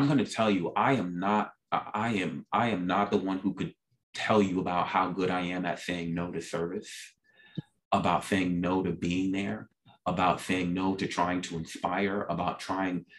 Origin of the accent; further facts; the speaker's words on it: New York City, New York, United States; I grew up, as I mentioned, in South Jamaica, Queens, New York.